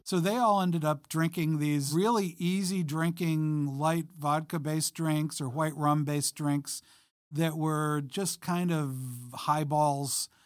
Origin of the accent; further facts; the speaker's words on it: Long Island, New York, United States; I grew up on Long Island in the, in the seventies